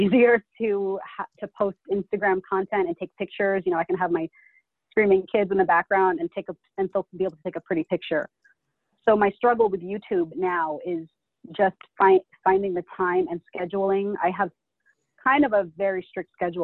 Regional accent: United States; I was born and raised in America, but I'm Filipino. My parents are from the Philippines

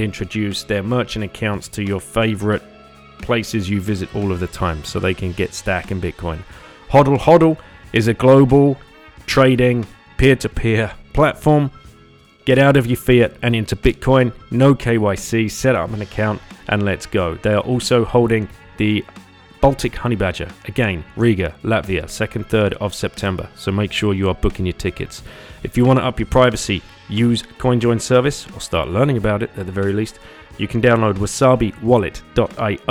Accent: United Kingdom; we're British

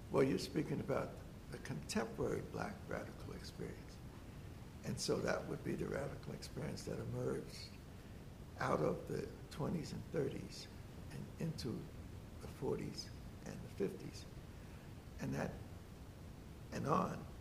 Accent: Newark, New Jersey, United States; born and raised in Newark, New Jersey

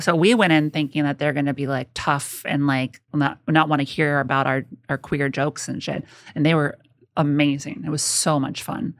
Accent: Rancho Cucamonga, California, United States; moved away as an adult; now in New York, United States; I grew up in Southern California

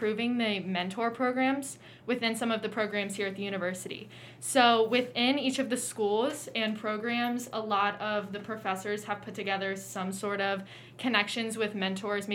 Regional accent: Cincinnati, Ohio, United States; I'm from Cincinnati

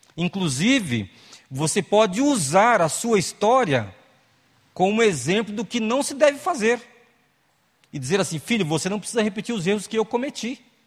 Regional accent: Eldorado, São Paulo, Brazil; Crescemos na, na Igreja Batista em Eldorado, lá no Vale do Ribeira, aqui estado de São Paulo

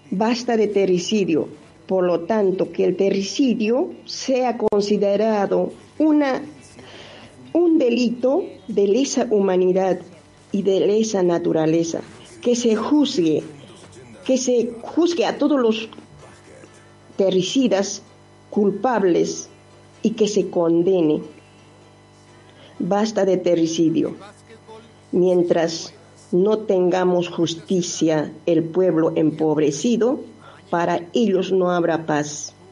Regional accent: Peru; now in Argentina; soy de Perú, de la nación

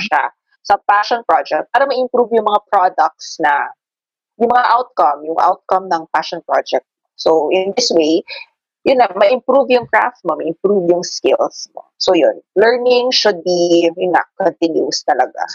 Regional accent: Davao City, Davao Region, Philippines; now in Makati City, Philippines; I'm a Davaoena, but I'm here in Makati City for my work

